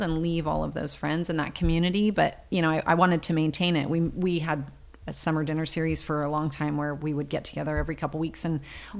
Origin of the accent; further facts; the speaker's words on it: Visalia, California, United States; now in Paso Robles, United States; we grew up in Visalia